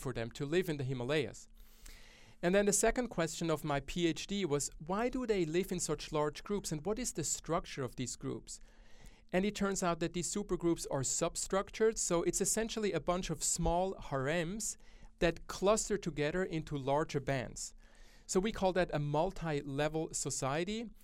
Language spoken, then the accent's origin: English; Switzerland; now in Australia; my home country, Switzerland.